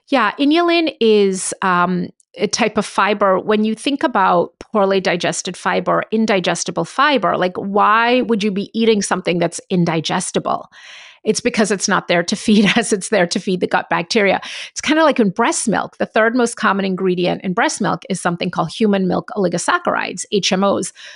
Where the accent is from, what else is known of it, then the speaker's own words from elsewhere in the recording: Jamaica; I'm from Jamaica, And, um, my dad's family's Indian